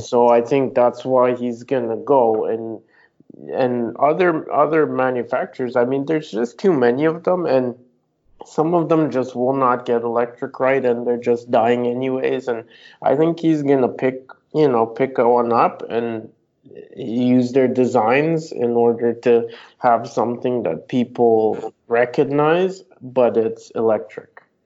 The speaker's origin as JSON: {"language": "English", "country": "Canada", "said": "I'm Canadian"}